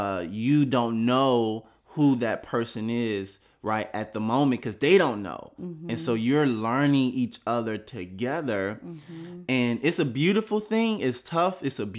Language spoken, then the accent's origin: English; Miami, Florida, United States; We're from Miami